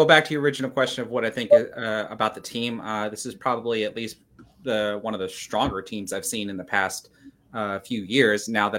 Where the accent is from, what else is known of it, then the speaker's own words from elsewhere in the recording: United States; as an American